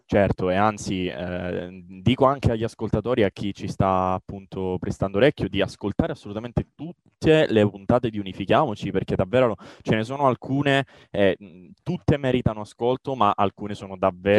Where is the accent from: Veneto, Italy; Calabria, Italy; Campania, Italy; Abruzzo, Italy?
Calabria, Italy; Catanzaro; io sono calabrese, eh, sono di Catanzaro.